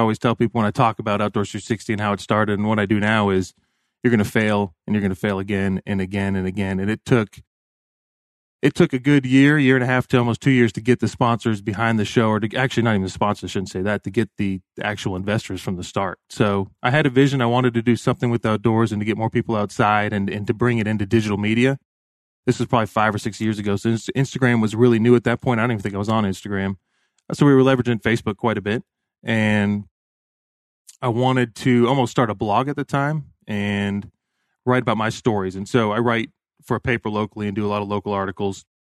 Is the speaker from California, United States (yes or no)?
no; Bradenton, Florida, United States; also born or lived in Sarasota; I grew up in, born in Sarasota, Florida, grew up in Bradenton, Florida.